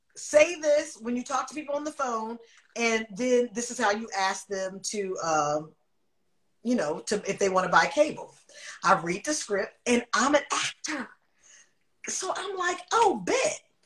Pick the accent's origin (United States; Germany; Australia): United States; Oakland, California; moved away as an adult; now in Los Angeles, United States; I'm from Oakland.